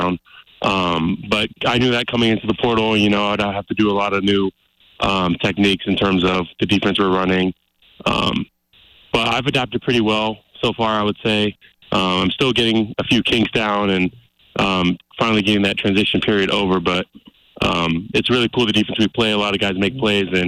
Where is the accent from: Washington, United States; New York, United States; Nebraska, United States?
Washington, United States; Seattle area; now in Missoula, United States; I'm originally from Seattle, a metro city outside of Seattle